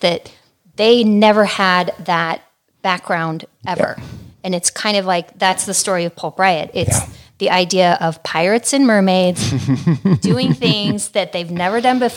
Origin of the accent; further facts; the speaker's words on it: Santa Barbara, California, United States; also born or lived in Hollywood, California / Woodland Hills, California; when I was 6 months old, my family moved to Santa Barbara. And that's pretty much where I grew up.